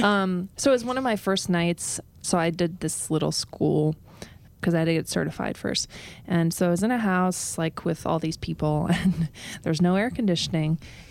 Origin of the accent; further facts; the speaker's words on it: United States; accent: Midwest; I am American. Yeah, exactly. Sound like I'm from the Midwest